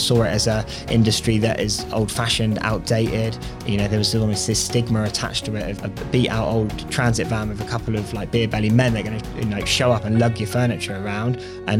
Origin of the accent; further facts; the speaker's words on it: Bournemouth, South West England, United Kingdom; Yeah, so I grew up locally. So okay. I'm a Bournemouth lad. Always been a Bournemouth lad.